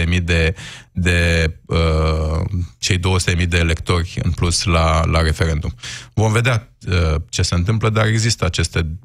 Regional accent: Romania; viziunea noastră ca, ca român

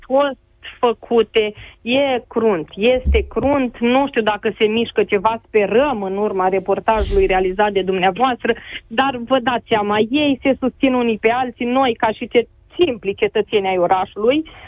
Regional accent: a village near Oradea, Bihor County, Romania; în primăria din satul de unde sunt eu

